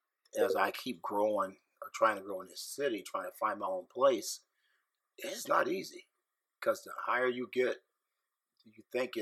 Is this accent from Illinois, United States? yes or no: yes; Carlyle, Illinois, United States; now in St. Louis, United States; the beauty of growing up in Carlisle, Illinois